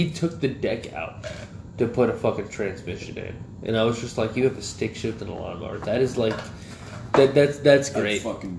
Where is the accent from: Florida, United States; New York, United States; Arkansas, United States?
Florida, United States; Callahan; I grew up in Callahan, right? And Callahan's full of, you know, fucking rednecks.